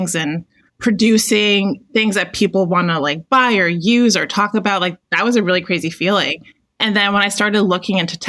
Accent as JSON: {"language": "English", "town": "Toronto", "region": "Ontario", "country": "Canada", "said": "I'm Canadian, so I'm from Toronto."}